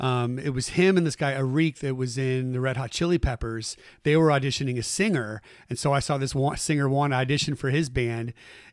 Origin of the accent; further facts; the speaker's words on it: Saratoga, California, United States; also born or lived in Bay Area; Saratoga is where I grew up.